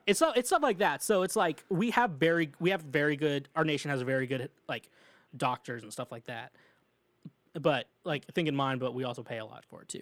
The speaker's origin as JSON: {"language": "English", "region": "Midwest", "country": "United States", "said": "I'm from the Midwest, I can't say words"}